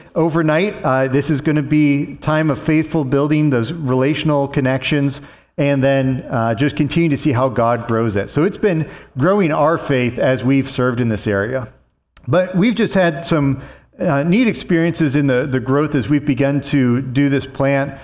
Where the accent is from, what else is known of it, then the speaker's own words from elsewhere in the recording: Warren, Pennsylvania, United States; moved away as an adult; I'm returning back to the county I grew up in Pennsylvania, to do this church plant.